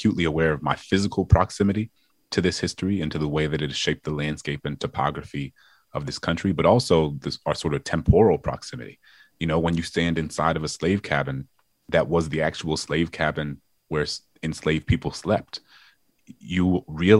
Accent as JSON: {"language": "English", "town": "New Orleans", "region": "Louisiana", "country": "United States", "tie": "born or raised there", "said": "my hometown in New Orleans"}